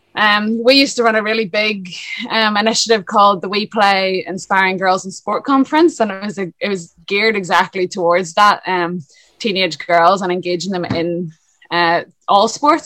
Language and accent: English; Lisburn, Northern Ireland, United Kingdom; moved away as an adult; now in Dublin, Ireland; I'm originally from Lisburn, up north, hence the accent. Uh, and then I moved to Dublin in 2011